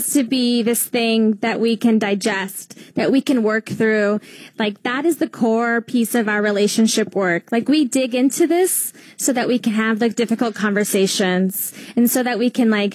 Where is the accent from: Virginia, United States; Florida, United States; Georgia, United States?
Georgia, United States; Gainesville; now in Philadelphia, United States; So I am from Gainesville, Georgia, foothills